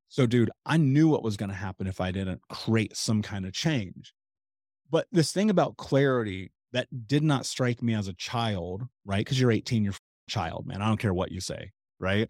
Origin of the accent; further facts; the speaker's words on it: Indianapolis, Indiana, United States; I grew up in Indianapolis